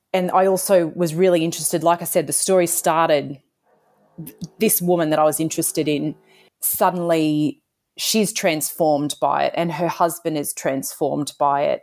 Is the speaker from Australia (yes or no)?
yes; Toowoomba, Queensland, Australia; I grew up in Toowoomba